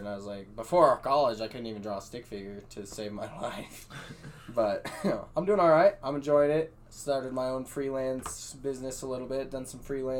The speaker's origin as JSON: {"language": "English", "region": "Wyoming", "country": "United States", "tie": "born or raised there", "said": "I was born in Wyoming, you know. I've lived here my whole life"}